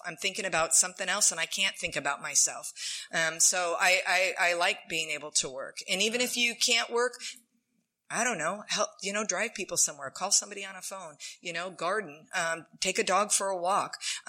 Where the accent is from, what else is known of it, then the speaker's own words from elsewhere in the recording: San Diego, California, United States; born there; So I was born in San Diego.